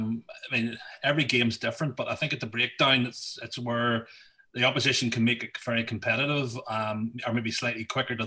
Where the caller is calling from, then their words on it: Crossgar, Northern Ireland, United Kingdom; From Crossgar.